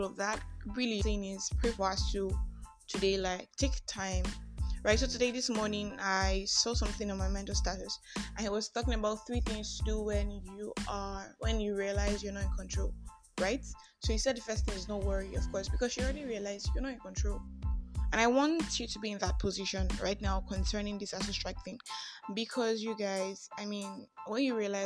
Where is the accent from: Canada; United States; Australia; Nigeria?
Nigeria; I am that Nigerian Christian